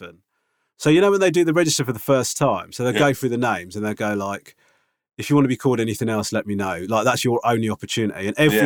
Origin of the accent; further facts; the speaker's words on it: England, United Kingdom; my mum and dad just thought it would help me growing up in England.